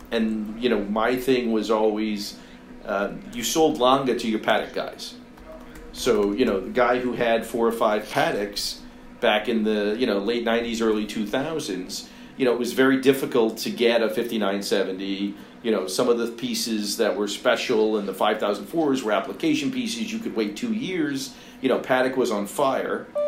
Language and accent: English; United States; as stupid Americans.